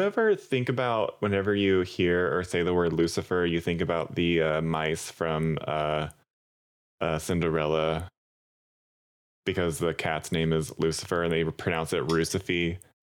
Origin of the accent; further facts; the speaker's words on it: Southwest, United States; we're from the Southwest